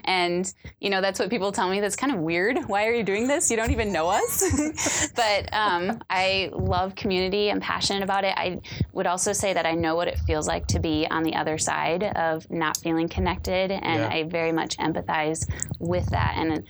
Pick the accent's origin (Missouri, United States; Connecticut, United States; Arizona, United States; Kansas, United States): Missouri, United States; Springfield; also born or lived in Midwest; now in Roseville, United States; Springfield, Missouri is kind of my hometown. Yeah. So kind of lived all over the Midwest, but I claim it because I live the longest there.